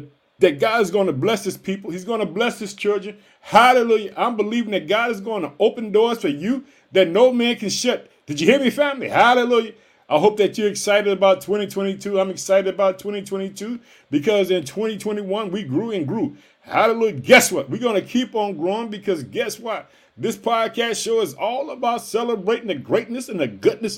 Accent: Illinois, United States; also born or lived in Chicago, Illinois; my home state of Illinois. I live in the city of Chicago

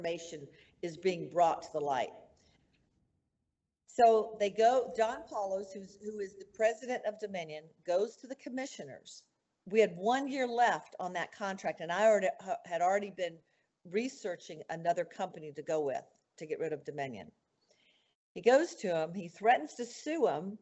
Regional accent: Mesa County, Colorado, United States; born or raised there

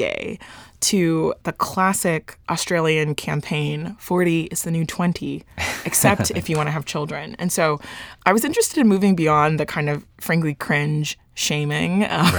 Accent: Dallas, Texas, United States; So I'm from Dallas.

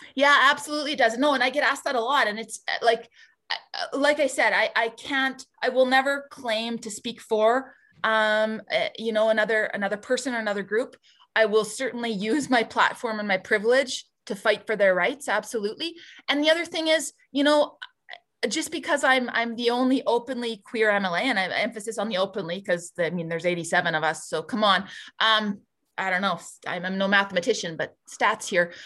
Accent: Barrhead, Alberta, Canada; moved away as an adult; now in Edmonton, Canada; I grew up in Barhead, born and raised, um, did all my K to twelve education there

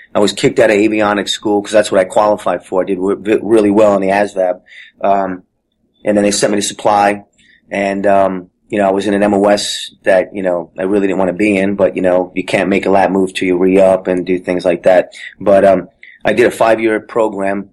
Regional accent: Jersey City, New Jersey, United States; I grew up in Jersey City, New Jersey

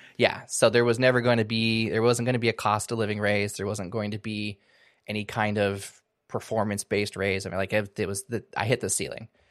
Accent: Washington, United States; moved away as an adult; also born or lived in California; now in Seattle area, United States; moved back home to my home state, moved back to the Seattle area

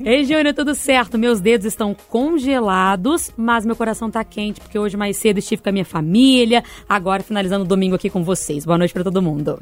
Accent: Bahia, Brazil; moved away; Cresci na Bahia, 40 graus diários

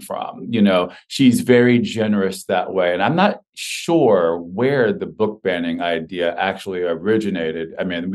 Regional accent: Texas, United States; now in New York City, United States; I grew up in Texas, and I am a product of the Texas public school system

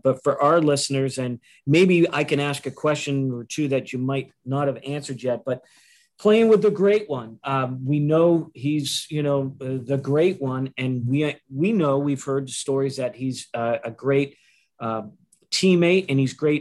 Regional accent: Boston, Massachusetts, United States; coming from Boston

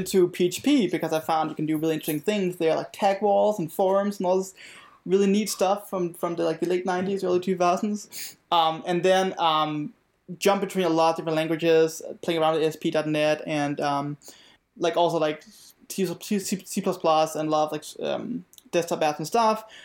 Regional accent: Denmark; now in Virginia, United States; I'm originally from Denmark, and, um, yeah, and of course, now I live in Virginia

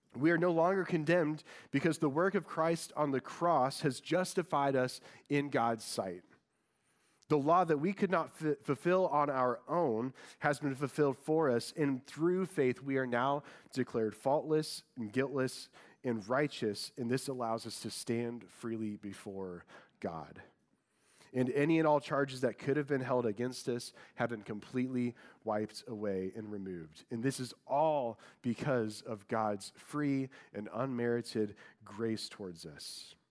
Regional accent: Indiana, United States; moved away; I'm from Indiana, and I, I was born and raised a huge Colts fan

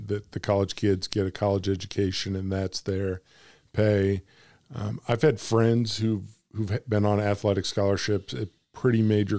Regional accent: Illinois, United States; now in Arkansas, United States; I said, "I'm from Arkansas. I'm originally from Illinois, up from where you guys are." But I said, "I'm in Arkansas now."

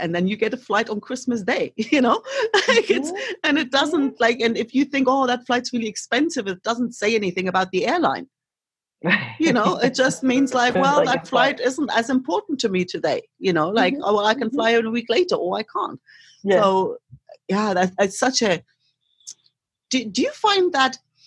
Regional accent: East Germany, Germany; moved away; I grew up in East Germany

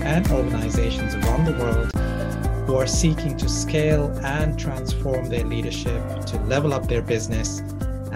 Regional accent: Toronto, Ontario, Canada; now in United Kingdom; I'm from Toronto in Canada and now living in the UK.

